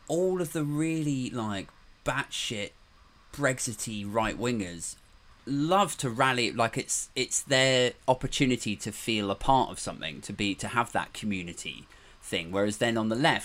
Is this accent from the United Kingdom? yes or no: yes; United Kingdom; I'm happy that I'm from the UK, and I feel very fortunate that I was born here and that I grew up here